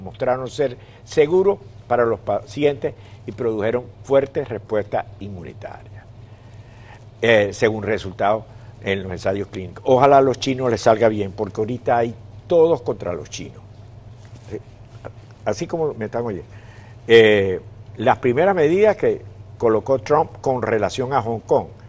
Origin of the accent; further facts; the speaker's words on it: Venezuela; para los que somos o venimos de Venezuela